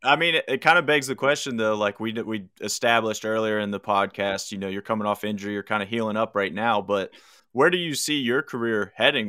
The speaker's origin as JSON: {"language": "English", "town": "McConnellsburg", "region": "Pennsylvania", "country": "United States", "tie": "born or raised there", "also_born_or_lived": "Uniontown, Pennsylvania / Morgantown, West Virginia", "moved": "yes", "said": "Where I grew up in South Central PA is a little town called McConnellsburg in Fulton County"}